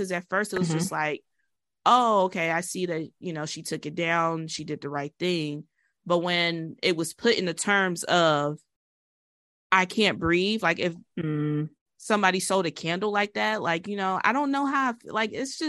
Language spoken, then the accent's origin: English; United States; just being an American